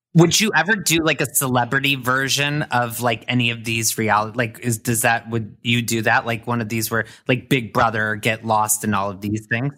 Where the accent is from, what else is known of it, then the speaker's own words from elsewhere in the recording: Indiana, United States; I'm from Indiana